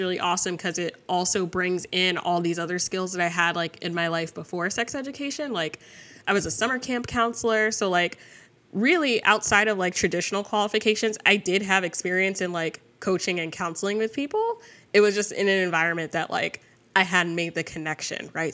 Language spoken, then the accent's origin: English; New Jersey, United States; I grew up in Jersey